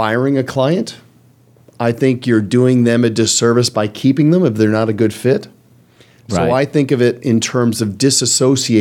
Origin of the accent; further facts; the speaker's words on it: Canada; I'm Canadian